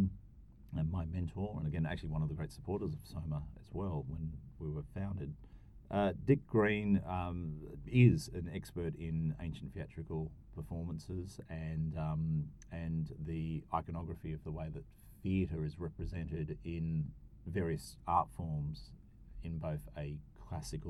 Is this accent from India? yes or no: no; Australia; we as Australian researchers, we as Australian students of ancient cultures